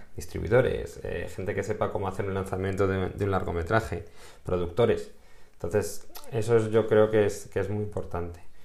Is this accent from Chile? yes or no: no; Spain; en España somos latinos, pero también somos europeos